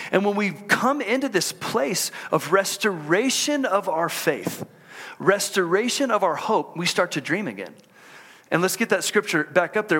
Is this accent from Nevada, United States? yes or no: no; Houston, Texas, United States; moved away as an adult; also born or lived in College Station, Texas; now in Utah, United States; I grew up in Houston